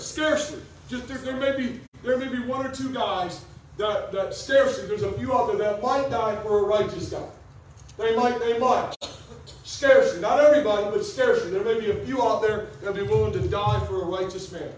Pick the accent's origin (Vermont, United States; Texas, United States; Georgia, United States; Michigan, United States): Michigan, United States; Detroit; I was born in Detroit